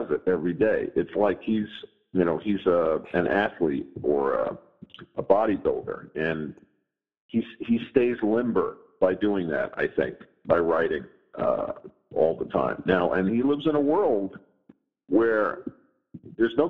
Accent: New York City, New York, United States; I'm from New York. I grew up in New York City

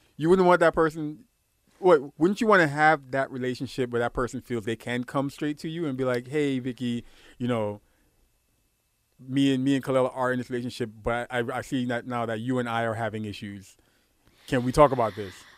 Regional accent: New York City, New York, United States; also born or lived in Guyana; I grew up in Brooklyn.

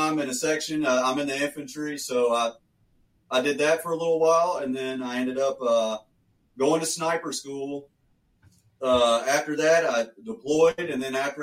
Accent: Westmoreland, Tennessee, United States; moved away as an adult; I'm from Tennessee, a little small town, Westmoreland. It's north of Nashville. Grew up a farm kid, lived on a tobacco

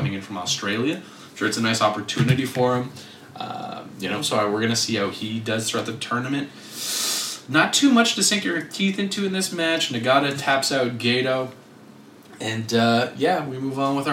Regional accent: Quebec, Canada; we're from Quebec.

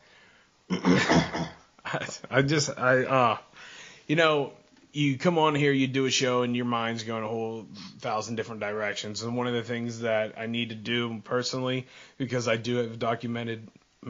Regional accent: Pennsylvania, United States; Pennsylvania, my home state

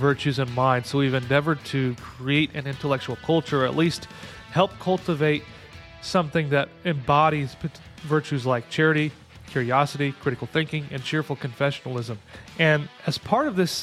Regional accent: St. Louis, Missouri, United States; I grew up in St. Louis, so right down the road

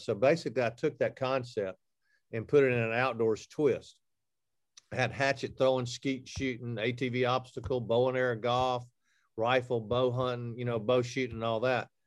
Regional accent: Alabama, United States; I'm from Alabama

